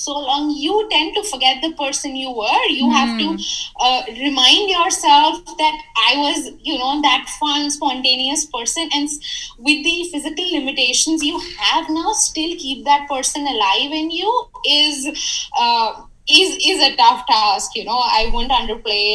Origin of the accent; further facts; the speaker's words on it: Jaipur, Rajasthan, India; moved away as an adult; also born or lived in United States / Bangalore; I grew up here, but I'd lost touch with a lot of people here by just not being here. You know, I studied in the US, then I worked in Bangalore. So I wasn't there in my hometown, Jaipur, for a lot of time